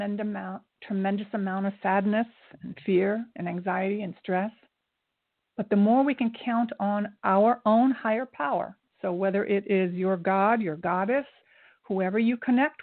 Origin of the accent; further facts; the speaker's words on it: Japan; I was born in Japan. My mother is Japanese. My father's Scotch-Irish